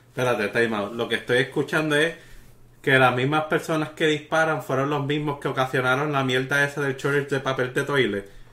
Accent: Bayamón, Puerto Rico; now in Texas, United States; somos de Puerto Rico nacidos y criados

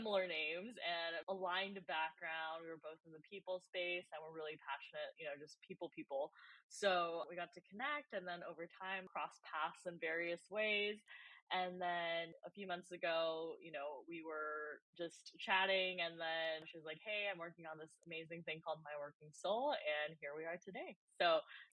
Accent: California, United States; also born or lived in Japan; we moved over when I was 1.5 and grew up, you know, for the rest of the time in California and the US.

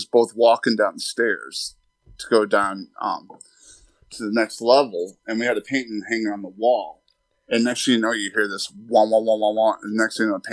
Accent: Northeast Kingdom, Vermont, United States; now in Roanoke, Virginia, United States; When I was a child, I grew up in Northeast Kingdom, Vermont

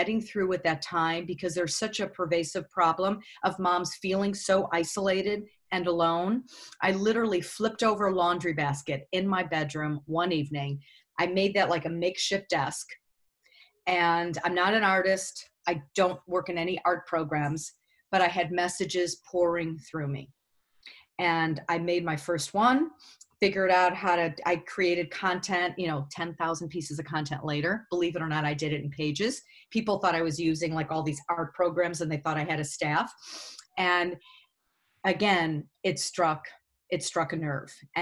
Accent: Chicago, Illinois, United States; I'm from Chicago. I worked at WGN Radio

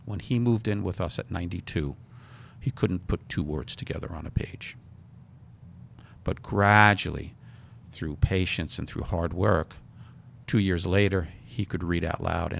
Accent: New York City, New York, United States; I grew up in New York City.

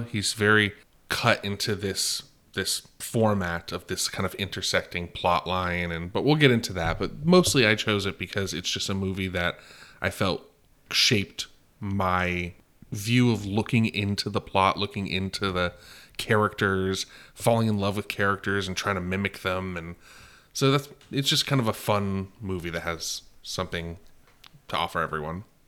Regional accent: California, United States; We're from California

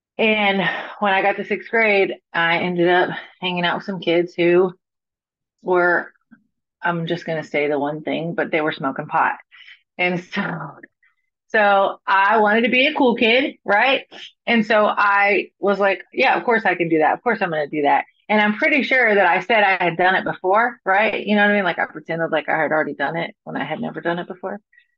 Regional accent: Florida, United States; now in Nashville, United States; So I'm from Florida, right? I live in Nashville, Tennessee now. And I'm from Florida, born and raised in Florida.

